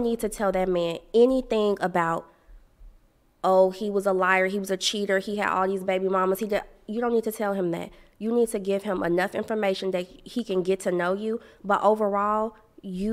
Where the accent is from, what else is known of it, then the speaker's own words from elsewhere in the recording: Chicago, Illinois, United States; I grew up in Chicago, head always on the swivel